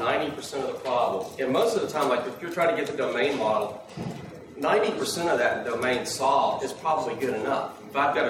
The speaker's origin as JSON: {"language": "English", "region": "East Coast", "country": "United States", "said": "I'm from the East Coast"}